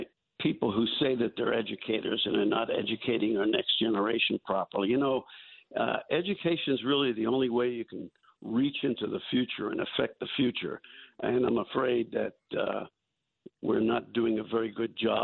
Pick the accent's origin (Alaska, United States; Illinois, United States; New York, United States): New York, United States; New York City; When you and I were growing up in New York City